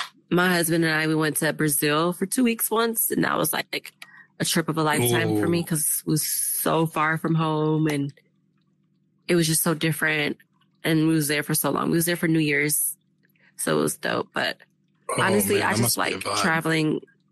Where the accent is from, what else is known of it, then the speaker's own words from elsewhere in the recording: Germany; I'm originally from Germany. I'm an army brat, so I lived there the beginning part of my life.